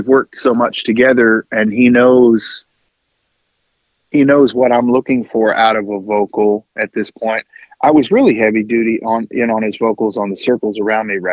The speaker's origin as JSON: {"language": "English", "area": "Ashfield", "region": "Massachusetts", "country": "United States", "tie": "born or raised there", "moved": "yes", "said": "I'm from the hill towns. In fact, we had more cows than people in the area that I grew up"}